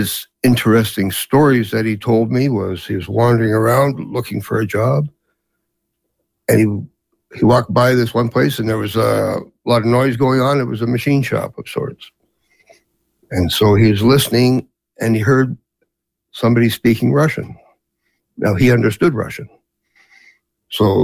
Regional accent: Canada; also born or lived in Bielefeld, North Rhine-Westphalia, Germany; my parents immigrated over here in Canada when I was 14 months old. So basically, I grew up here

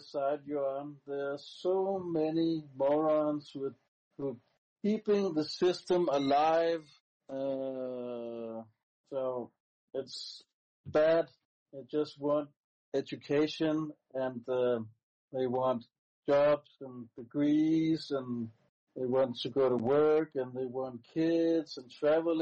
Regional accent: Denmark; first language Danish; English is a second language; I mostly talk in my native language, Danish

